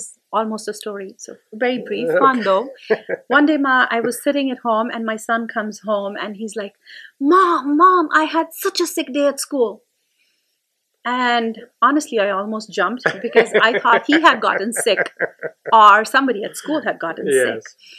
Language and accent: English; India; moved away; I'm still an Indian parent.